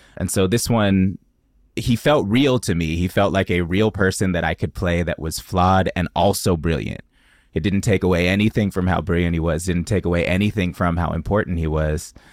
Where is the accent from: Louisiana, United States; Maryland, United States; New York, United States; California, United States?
California, United States; the Bay Area; I grew up in the Bay